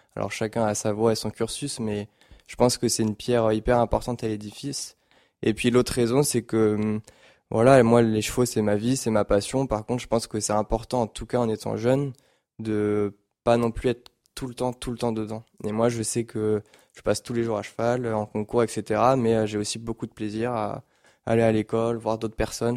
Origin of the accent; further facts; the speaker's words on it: Paris region, Île-de-France, France; au début, on habitait à Paris, on a déménagé en région parisienne, ici justement